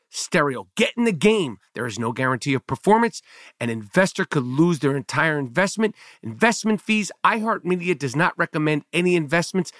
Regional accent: New York City, New York, United States; Growing up in New York City, seventies, eighties, and nineties

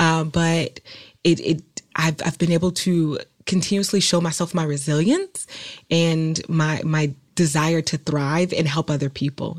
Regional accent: Oakland, California, United States; I'm from Oakland, California

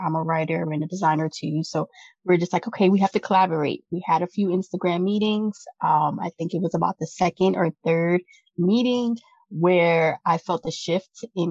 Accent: New York, United States; I come from New York

